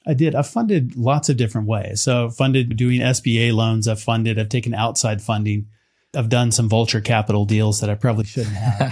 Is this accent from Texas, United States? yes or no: yes; West Texas, United States; growing up in West Texas